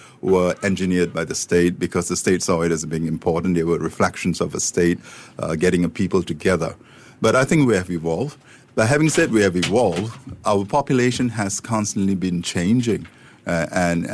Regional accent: Singapore; being Singaporean

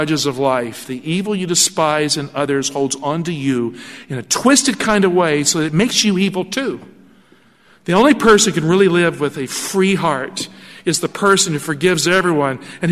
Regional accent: Appalachia, United States; moved away; I grew up in Appalachia. I grew up in poverty.

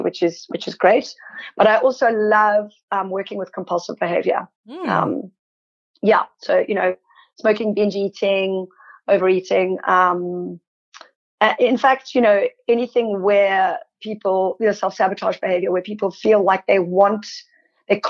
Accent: South Africa; moved away as an adult; now in Sydney, Australia; I'm South African, there is, and I grew up during apartheid

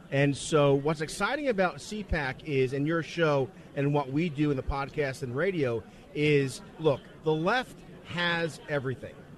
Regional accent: New York City, New York, United States; I'm from the Bronx.

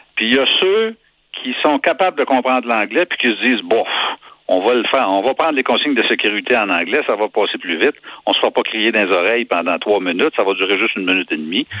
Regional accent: Quebec, Canada; Je suis un Québécois

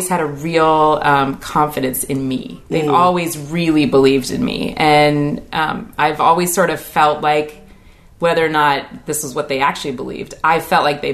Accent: Puyallup, Washington, United States; I grew up in Puyallup.

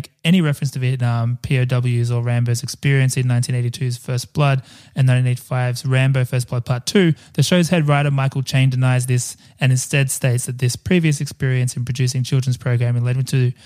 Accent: Australia; as an Australian and as an Australian born in the 80s

